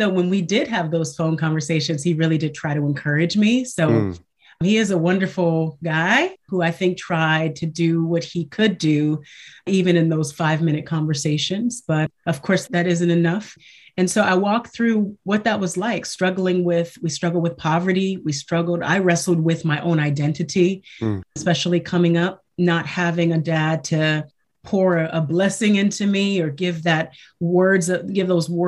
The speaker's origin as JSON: {"language": "English", "region": "Michigan", "country": "United States", "tie": "born or raised there", "said": "I was raised in Michigan. Well, I was born in Michigan, I'll say, and I was raised in a single parent home."}